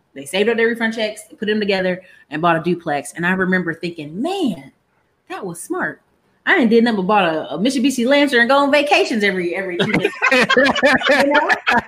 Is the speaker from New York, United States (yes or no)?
no; Alaska, United States; So the best way to explain it is I am a military kid. Parents both did military. Mom did 26 years. So they got to live in some really cool places. My brother got Germany and all this other stuff overseas. But by the time we were born, we got Alaska